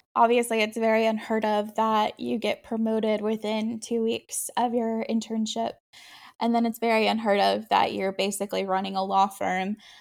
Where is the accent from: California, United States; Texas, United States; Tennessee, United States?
Texas, United States; born or raised there; also born or lived in upstate New York